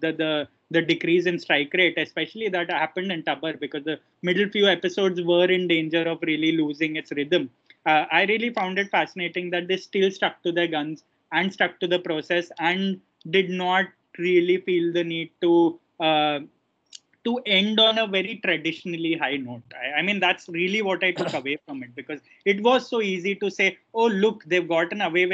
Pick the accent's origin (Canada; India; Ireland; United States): India; as an Indian